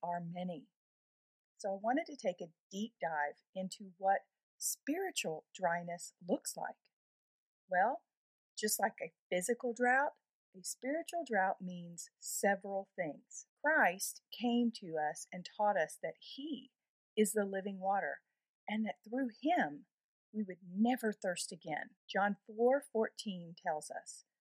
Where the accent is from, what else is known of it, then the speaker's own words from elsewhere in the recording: Texas, United States; here in my home state of Texas